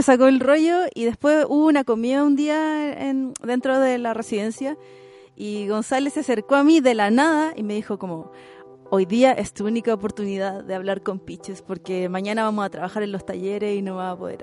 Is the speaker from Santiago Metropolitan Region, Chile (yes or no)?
yes; Santiago, Santiago Metropolitan Region, Chile; yo soy de San Miguel, ahora vivo del centro.